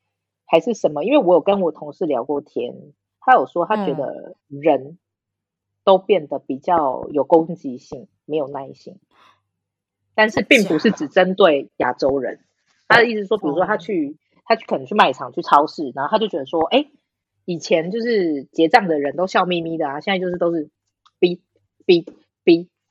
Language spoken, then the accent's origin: Chinese; Taiwan; now in France; 我不是中国人，我是台湾人。